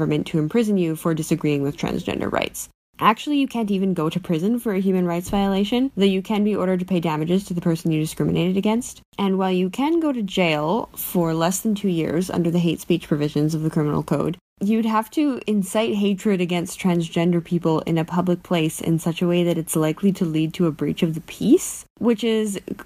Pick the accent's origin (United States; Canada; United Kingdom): Canada; I'm a Canadian law student